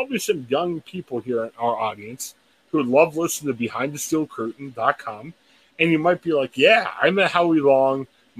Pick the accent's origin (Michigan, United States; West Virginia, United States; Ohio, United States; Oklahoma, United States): Ohio, United States; Canton; As you guys know, we're all based in Ohio or from Ohio. And myself, I was born and raised in Canton, Ohio, right on the shadow of the Pro Football Hall of Fame.